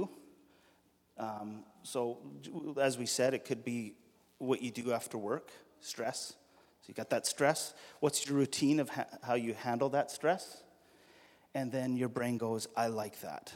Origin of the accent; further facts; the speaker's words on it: Alberta, Canada; I'm from Alberta, and so the way we say this in Alberta is